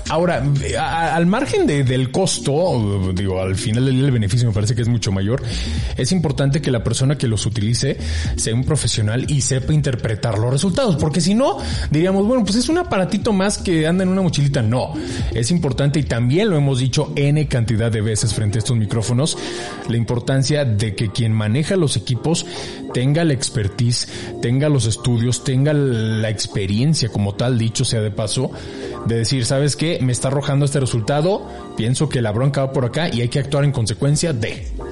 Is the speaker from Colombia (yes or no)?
no; Mexico; así somos los mexicanos